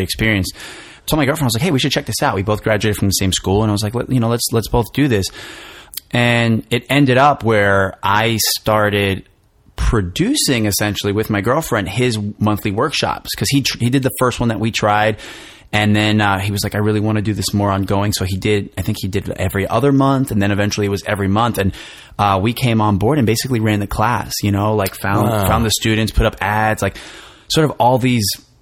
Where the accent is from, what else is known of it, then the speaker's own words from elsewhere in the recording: New Jersey, United States; moved away as an adult; also born or lived in New York City, United States; I'm from New Jersey originally. So I went back home